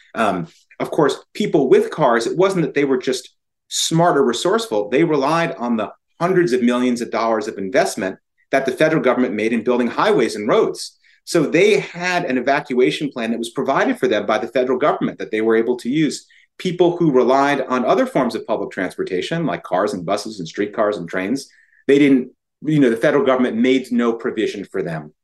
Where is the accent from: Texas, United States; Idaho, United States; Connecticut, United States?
Connecticut, United States; also born or lived in New Orleans; I'm from Connecticut